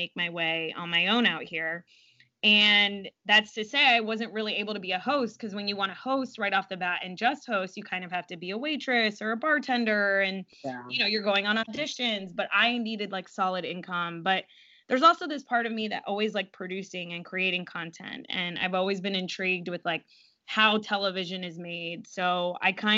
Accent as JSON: {"language": "English", "region": "South Florida", "country": "United States", "said": "I'm from South Florida originally"}